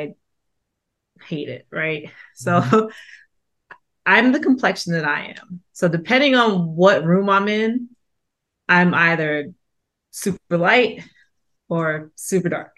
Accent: New York, United States; moved away; also born or lived in South Georgia; I grew up in Queens

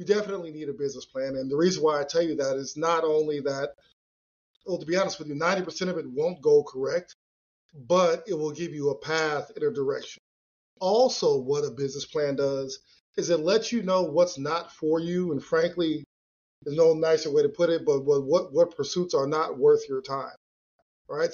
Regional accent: California, United States; Growing up in California

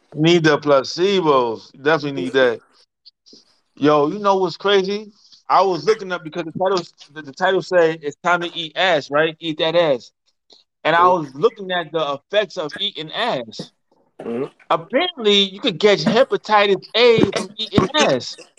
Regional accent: New York, United States; I'm raised in New York.

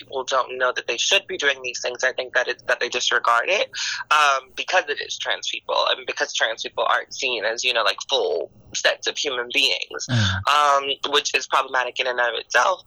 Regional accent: Miami, Florida, United States; now in Washington, D.C., United States; I am from Miami, but I have transplanted myself into D.C.

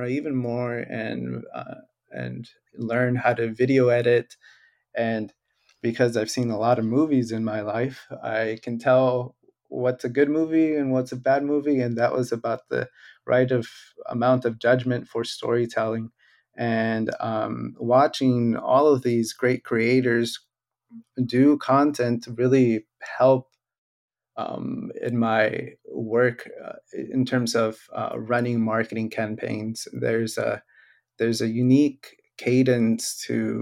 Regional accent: Hollister, California, United States; also born or lived in Riverside, California; I'm born and raised in Hollister

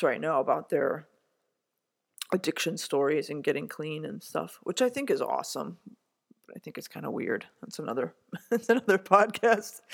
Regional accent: Chicago, Illinois, United States; I'm from Chicago

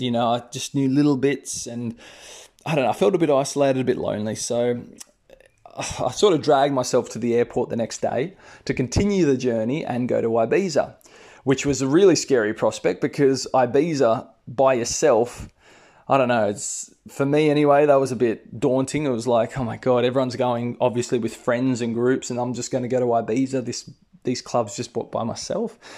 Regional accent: Australia; accent: Australian; I'm Australian, guys. If you haven't already noticed from my accent

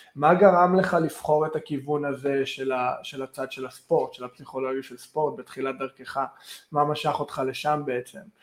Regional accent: Vancouver, British Columbia, Canada; moved away as an adult; now in Israel; אני אישית מקנדה, מוונקובר

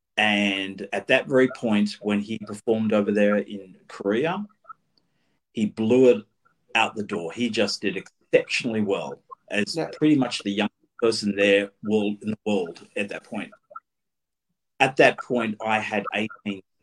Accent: Australia

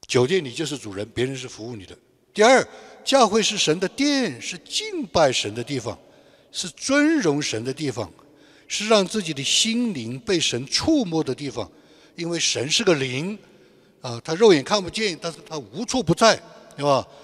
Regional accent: China; moved away; 我们大陆人

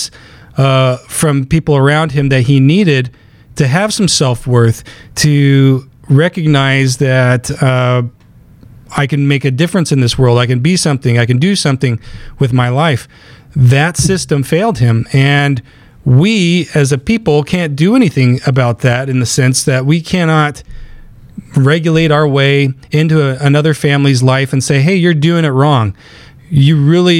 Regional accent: Willcox, Arizona, United States; moved away; my hometown in southern Arizona, on the east side of the state, it's a small little school, and it's a cowboy town

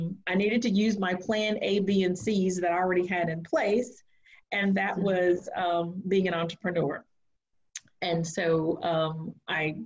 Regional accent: Virginia, United States; now in North Carolina, United States; I live in North Carolina, but I was born and raised in Virginia on a farm

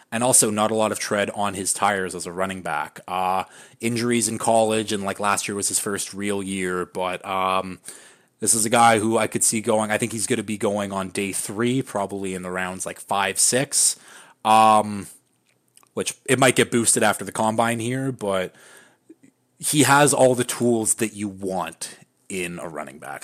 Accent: Canada; I'm from Canada

